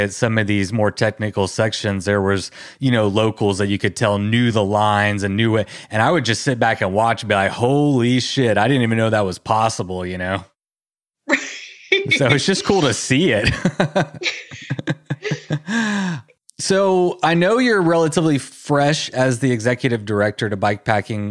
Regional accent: Texas, United States; I come from Texas. We don't have mountains around here

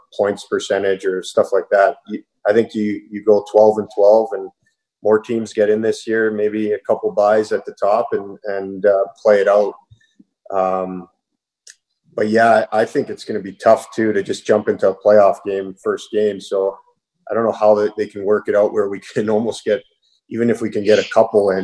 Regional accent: Toronto, Ontario, Canada; I'm from Toronto

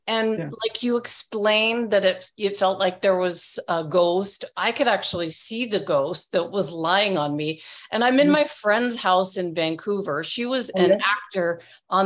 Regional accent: England, United Kingdom; I was born in England

